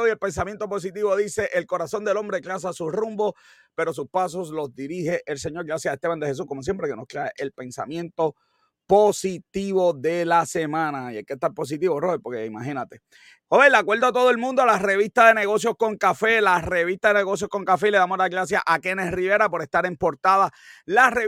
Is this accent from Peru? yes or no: no; Cayey, Puerto Rico; a, mí me dicen que, soy de Guabate, yo no, no, no, no, no, no, no, yo soy de Calle y de Guanabito.